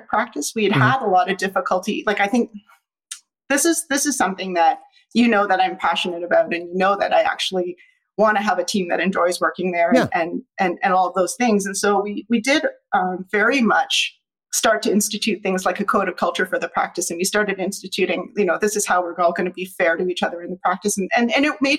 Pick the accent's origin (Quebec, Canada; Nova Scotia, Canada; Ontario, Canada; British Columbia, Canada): Ontario, Canada; Ottawa; Ottawa's my hometown. I was born here